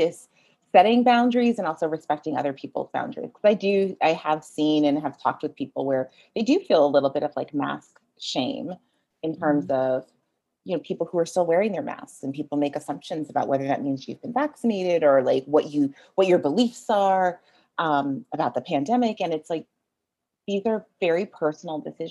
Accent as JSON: {"language": "English", "country": "Jamaica", "said": "I am Jamaican."}